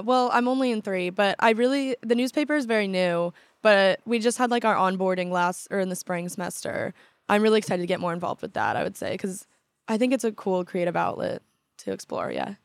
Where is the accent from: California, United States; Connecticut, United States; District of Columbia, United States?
California, United States; Newport Beach; moved away as an adult; now in Washington, D.C., United States; I kinda change my answer a lot 'cause I would start with, like, Newport Beach